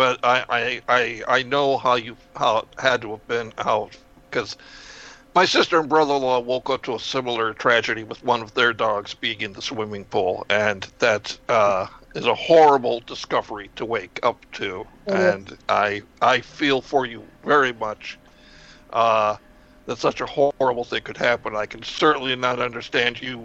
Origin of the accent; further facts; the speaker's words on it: Chicago, Illinois, United States; I'm from Chicago